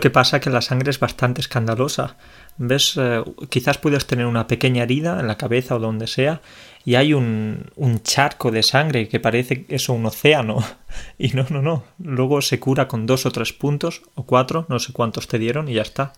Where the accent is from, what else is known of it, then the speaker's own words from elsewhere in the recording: Andalusia, Spain; soy andaluz